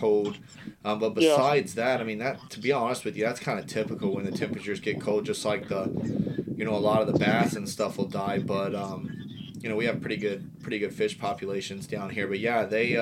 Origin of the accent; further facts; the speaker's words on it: West Virginia, United States; now in Florida, United States; I grew up in Western Virginia